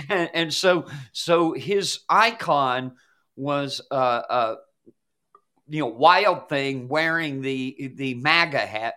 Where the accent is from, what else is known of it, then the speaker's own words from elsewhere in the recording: Atlanta, Georgia, United States; growing up in Atlanta when I was a kid